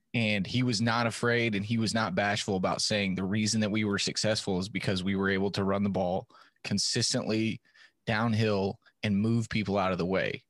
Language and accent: English; West Texas town near Stephenville, United States; I grew up in a town that, you know, back then was small enough